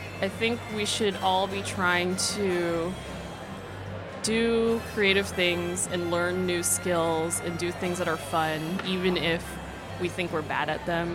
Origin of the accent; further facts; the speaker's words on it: San Jose, California, United States; also born or lived in China / Canada; I was born in China, and then I spent my early childhood in Canada, and then from fourth grade on, I grew up in California